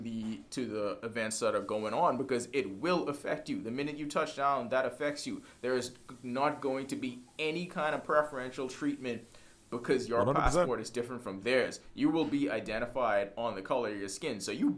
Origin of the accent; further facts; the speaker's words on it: Bahamas; we born and raised in the Bahamas